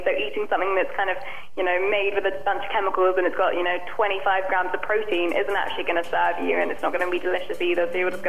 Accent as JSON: {"language": "English", "region": "England", "country": "United Kingdom", "moved": "yes", "lives_now": "Los Angeles, United States", "said": "I was shocked coming from England to Los Angeles, the amount of sugar in everything. It's extreme in the US. I think we have a bit of a sugar ban in the UK."}